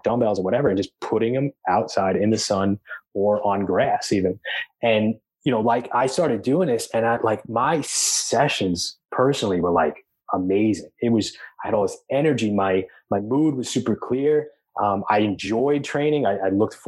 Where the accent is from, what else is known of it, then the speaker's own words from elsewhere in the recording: Long Island, New York, United States; I grew up in Long Island, going to the beach all the time